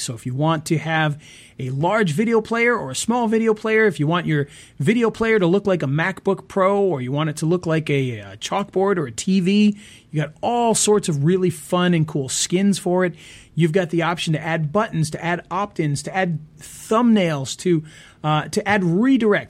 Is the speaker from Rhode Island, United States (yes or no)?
yes; Rhode Island, United States; I'm from Rhode Island.